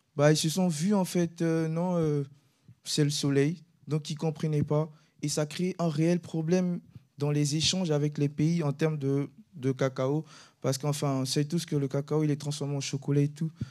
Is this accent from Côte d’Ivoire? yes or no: yes; Côte d’Ivoire; now in France; je viens de la Côte d'Ivoire, je suis originaire de la Côte d'Ivoire